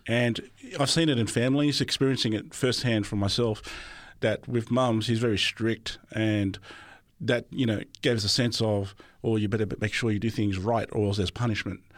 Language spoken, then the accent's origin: English; Sydney, New South Wales, Australia; also born or lived in Melbourne, Victoria; I only lived there for about five years. until my father decided to move us all to New South Wales, where I'm currently at ever since then.